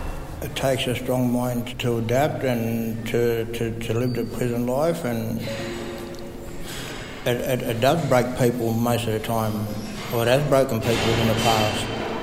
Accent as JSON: {"language": "English", "town": "Dubbo", "region": "New South Wales", "country": "Australia", "said": "I'm a black man. I'm an Aboriginal person. I come from Wadjuri tribe, which is out the Dubbo area."}